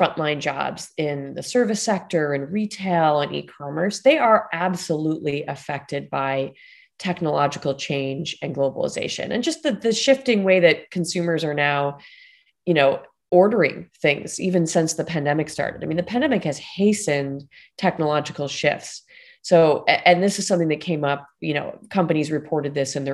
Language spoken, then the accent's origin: English; Buffalo, New York, United States; now in Washington, D.C., United States; I'm from Buffalo, New York